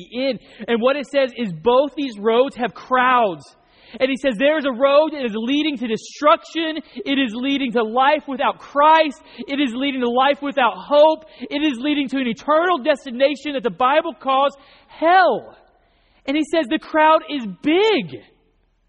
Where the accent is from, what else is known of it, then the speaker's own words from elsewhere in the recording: North Oklahoma, United States; I grew up in Oklahoma, North Oklahoma.